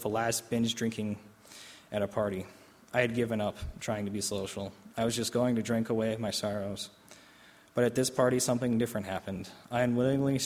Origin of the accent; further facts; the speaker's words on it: Oshkosh, Wisconsin, United States; also born or lived in Albany, New York; we decided that we both return to my hometown, to my family. Even though my family situation was rough, I rationalized that at least she wouldn't be physically hurt. Events happened quickly, and soon I was home in Oshkosh